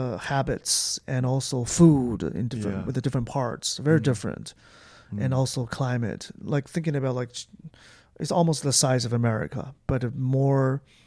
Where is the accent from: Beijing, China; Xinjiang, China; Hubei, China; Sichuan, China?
Beijing, China; I'm from Beijing.